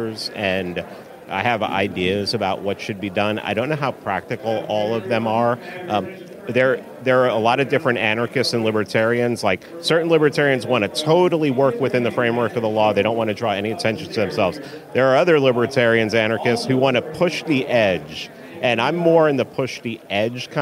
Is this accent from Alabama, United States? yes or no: no; New York City, New York, United States; now in Georgia, United States; I grew up in New York City. I grew up in the Bronx.